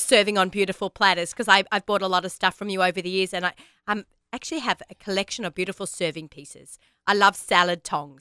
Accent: Australia; now in United States; I am Australian

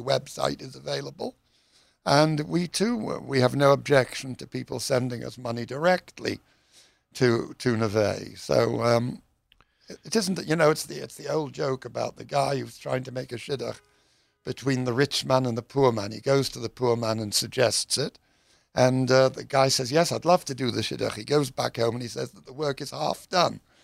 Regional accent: United Kingdom; I'm British

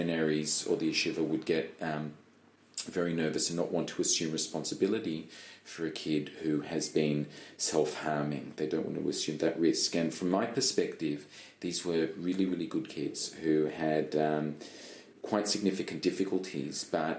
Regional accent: Melbourne, Victoria, Australia; moved away as an adult; now in Jerusalem, Israel; I was born in Australia. 38 years ago today.

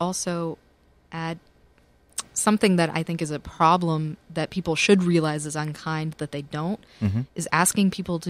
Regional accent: Tennessee, United States; now in New York, United States; And I'm a Southerner

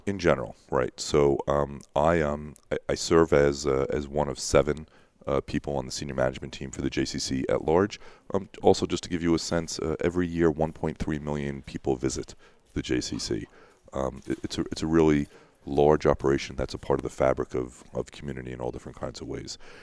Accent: Long Island, New York, United States; moved away as an adult; now in Pittsburgh, United States; I grew up on Long Island

